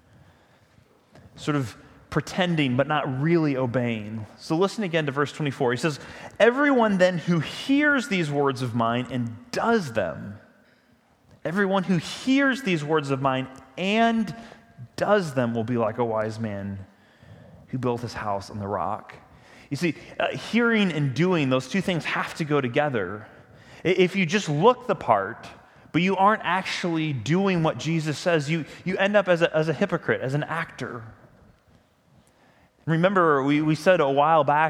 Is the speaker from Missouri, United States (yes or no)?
yes; St. Louis, Missouri, United States; I grew up in the St. Louis area